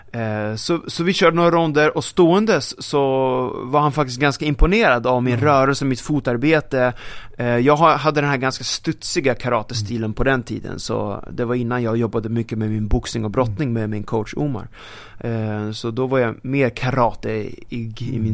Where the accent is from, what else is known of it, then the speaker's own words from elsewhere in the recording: Sweden; pojken från Sverige